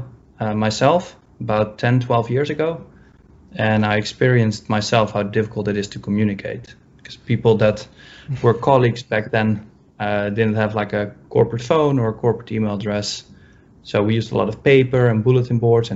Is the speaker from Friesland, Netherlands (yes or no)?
no; Amsterdam, North Holland, Netherlands; moved away as an adult; now in New York, United States; I'm from Europe, so I grew up in Amsterdam. I went to university there, and only 2 years ago, I moved to New York.